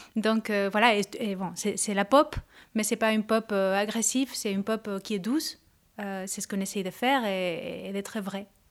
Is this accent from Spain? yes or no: yes; Córdoba, Andalusia, Spain; French is a second language; moved away; je suis de Cordoue, qui est à côté de Granada, de Séville, donc l'Andalousie profonde